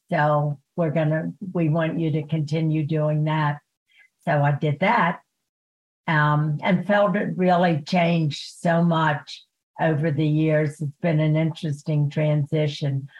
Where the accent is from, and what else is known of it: Baltimore, Maryland, United States; born or raised there; also born or lived in Germany